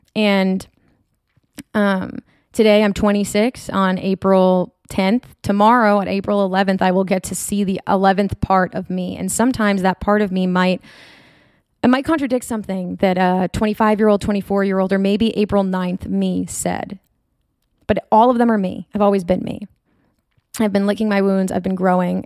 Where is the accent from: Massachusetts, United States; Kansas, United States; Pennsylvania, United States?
Massachusetts, United States; North Shore of; also born or lived in Rhode Island / New Hampshire; I grew up in the North Shore of Massachusetts